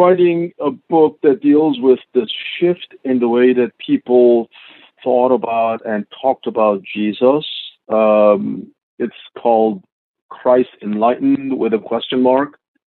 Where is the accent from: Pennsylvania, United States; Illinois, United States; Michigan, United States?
Pennsylvania, United States; Philadelphia; also born or lived in South Korea; I think I grew up partly in South Korea and then partly here in Philadelphia.